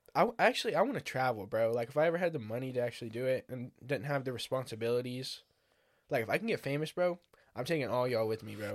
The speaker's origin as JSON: {"language": "English", "country": "United States", "said": "I'm from America"}